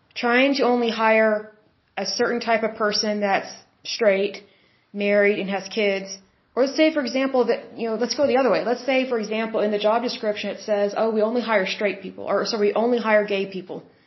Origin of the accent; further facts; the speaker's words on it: Oklahoma, United States; I'm from Oklahoma.